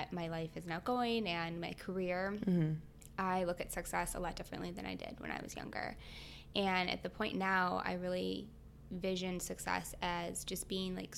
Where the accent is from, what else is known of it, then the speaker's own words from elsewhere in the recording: Michigan, United States; moved away as an adult; also born or lived in New York; I'm from Michigan, so I went to Michigan State